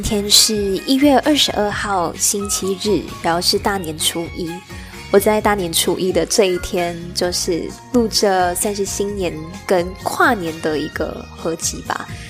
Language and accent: Chinese; George Town, Penang, Malaysia; moved away as an adult; 这也是我从出生以来第一次没有在我的家乡槟城